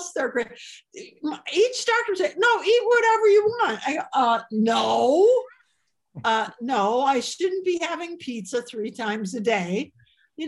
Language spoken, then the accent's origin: English; Chicago, Illinois, United States; I have an Illinois license plate because I'm from Chicago